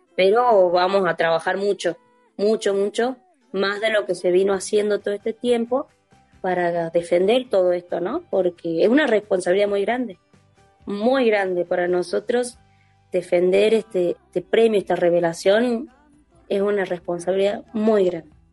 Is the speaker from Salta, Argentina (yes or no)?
no; Tucumán, Argentina; moved away; Esto de haberme ido de mi provincia me generó el, desarraigo, me hizo quererla más y cantarla a mi tierra